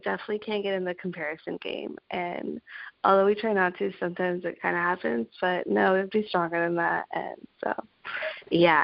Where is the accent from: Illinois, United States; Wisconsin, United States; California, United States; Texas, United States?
California, United States; Los Angeles; I am from Los Angeles, California